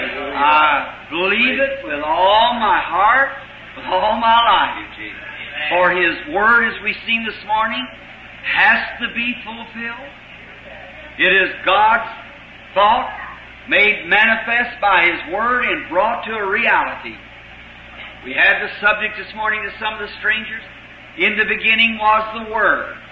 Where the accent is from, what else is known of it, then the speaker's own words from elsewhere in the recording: United States; us in America, as American Christians